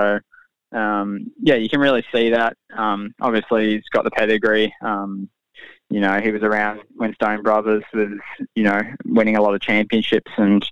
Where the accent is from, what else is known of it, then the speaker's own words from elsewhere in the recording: Gold Coast, Queensland, Australia; I was born on the Gold Coast